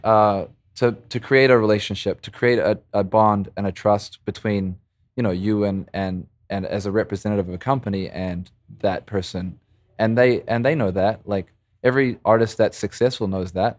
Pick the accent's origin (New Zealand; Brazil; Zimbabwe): New Zealand; Christchurch, Canterbury; moved away as an adult; also born or lived in Montreal, Canada; now in Vancouver, Canada; growing up in New Zealand